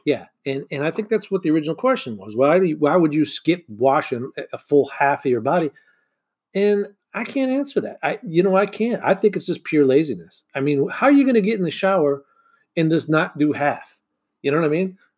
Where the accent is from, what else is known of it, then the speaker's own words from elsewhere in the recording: Michigan, United States; growing up in Michigan